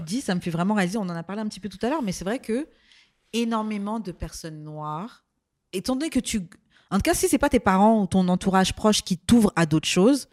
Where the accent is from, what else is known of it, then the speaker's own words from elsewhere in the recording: France; moved away; also born or lived in Martinique; j'ai pas grandi ici, mais moi, hein, en tant que française qui arrivé ici